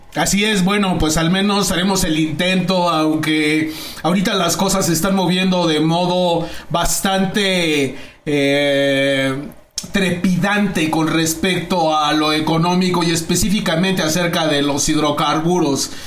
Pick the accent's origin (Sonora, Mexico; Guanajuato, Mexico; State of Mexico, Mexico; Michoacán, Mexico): State of Mexico, Mexico; Naucalpan; yo como nací en Naucalpan